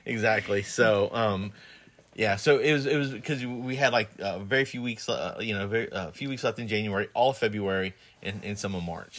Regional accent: Plant City, Florida, United States; moved away; also born or lived in New Jersey; when we first got married, we moved back to Plant City

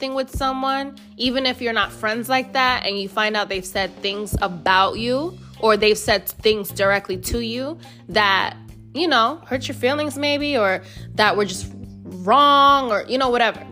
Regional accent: United States; I'm fucking American. I barely speak Spanish

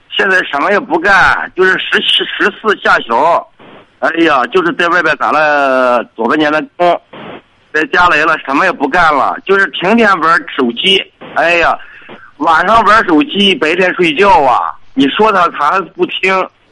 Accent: Dezhou, Shandong, China; 我是德州的

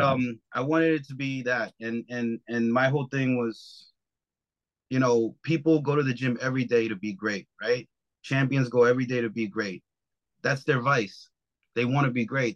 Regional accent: New York, United States; I'm from New York

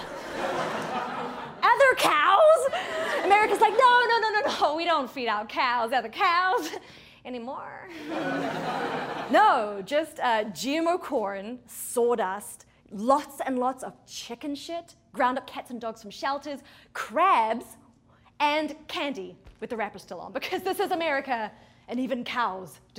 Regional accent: New Zealand; now in United States; I grew up in New Zealand, a small country at the bottom of the world.

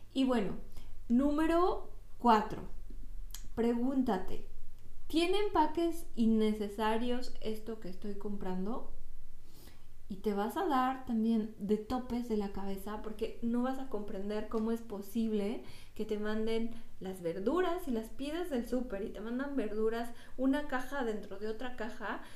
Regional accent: Toluca, State of Mexico, Mexico; moved away; la ciudad de Toluca, de donde yo soy

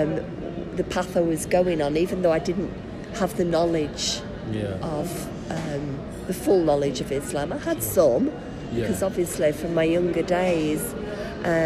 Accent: Blackburn, North West England, United Kingdom; also born or lived in Warrington; I was brought up in Blackburn till I was 12 years old

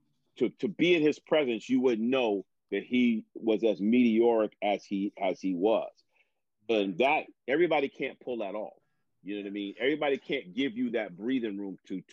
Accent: New York City, New York, United States; moved away; also born or lived in New Jersey; I'm from the New York metropolitan area. I was born in Manhattan, lived in Brooklyn

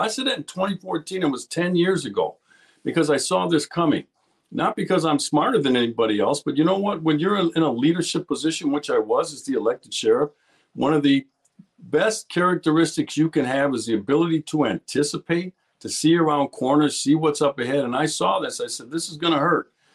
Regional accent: Milwaukee, Wisconsin, United States; I'm born and raised in Milwaukee, Wisconsin, so I'm a hometown boy

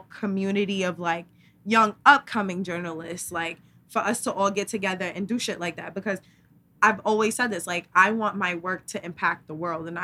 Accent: New York, United States; we are from New York

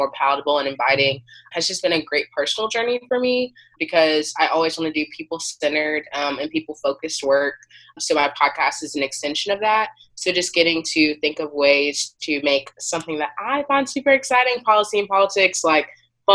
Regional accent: Macon, Georgia, United States; moved away as an adult; now in Baltimore, United States; I'm originally from Macon, Georgia. So it's a small, like a medium town city

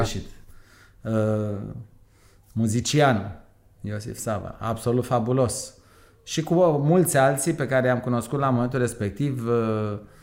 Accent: Romania; moved away as an adult; eu am plecat în 82 din România

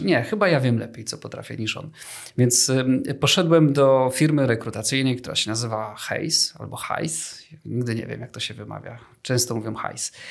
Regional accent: Kraków, Lesser Poland, Poland; jestem z Krakowa

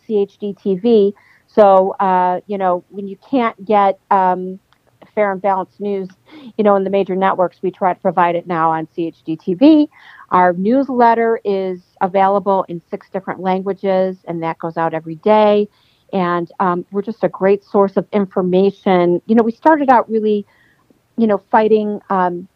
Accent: United States; I am an American

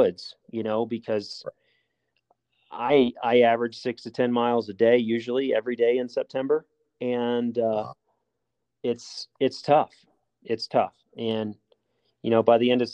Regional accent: New Orleans, Louisiana, United States; moved away; also born or lived in Alabama; I grew up hunting in down south. I'm from New Orleans originally, and grew up hunting whitetails in Alabama.

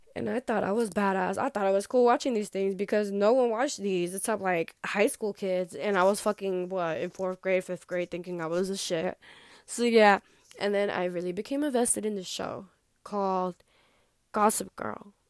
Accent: New York, United States; also born or lived in New Jersey / grandparents' country; I was born in New Jersey, I know, and I'm from New York

